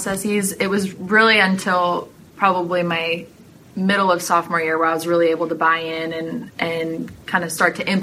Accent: Mountain View, California, United States; moved away as an adult; also born or lived in Toronto, Canada; now in Amherst, United States; My family moved to California in 2000 when I was 8

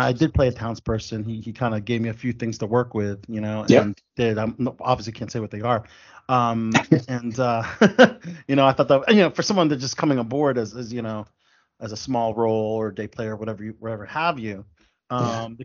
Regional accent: Catonsville, Maryland, United States; also born or lived in Ellicott City, Maryland; one of my hometowns of Ellicott City, which is adjacent to really my hometown of Catonsville

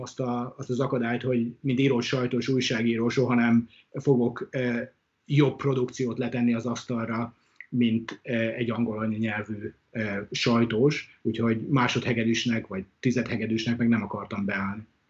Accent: Hungary; moved away as an adult; also born or lived in Brisbane, Australia; now in Australia; Mi kétszer voltunk otthon

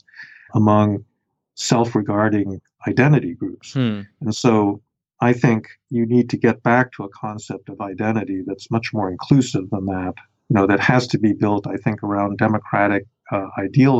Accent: New York City, New York, United States; also born or lived in Chicago; I grew up in New York City

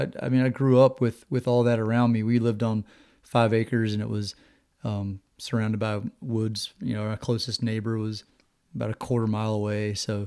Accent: Virginia, United States; I grew up in Virginia, kind of out in the middle of nowhere, little tiny town.

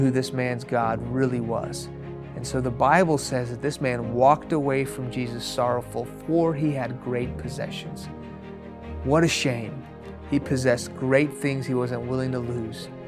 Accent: Houston, Texas, United States; first language Farsi; English is a second language; also born or lived in Iran; I was born in Houston. When I was 2 years old, my family moved to Iran, where my parents are from. When I was 6 years old, the Islamic Revolution of the late 70s hit that country. We moved back to Houston.

